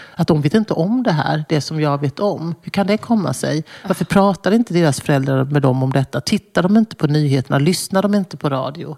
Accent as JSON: {"language": "Swedish", "region": "Småland", "country": "Sweden", "tie": "born or raised there", "also_born_or_lived": "Brussels", "moved": "yes", "said": "där jag växte upp mitt i skogen i Småland"}